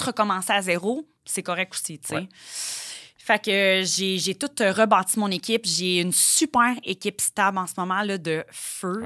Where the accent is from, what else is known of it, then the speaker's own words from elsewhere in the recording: Joliette, Quebec, Canada; je viens de Joliette. Ouais. Je suis une petite fille de campagne.